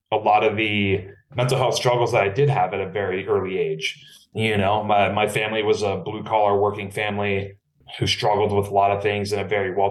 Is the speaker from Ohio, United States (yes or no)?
no; Napa, California, United States; born and raised in Napa, California